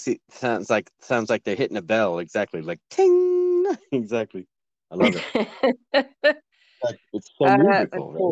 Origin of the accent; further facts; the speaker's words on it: United States; I'm American too.